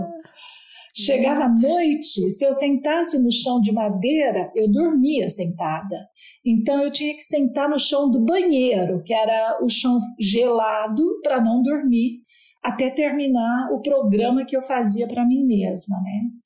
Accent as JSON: {"language": "Portuguese", "town": "Paraguaçu Paulista", "region": "São Paulo", "country": "Brazil", "tie": "born or raised there", "also_born_or_lived": "Marília / Utrecht, Netherlands", "moved": "as an adult", "lives_now": "Netherlands", "said": "eu sou uma caipira legítima. Nasci em Paraguaçu Paulista"}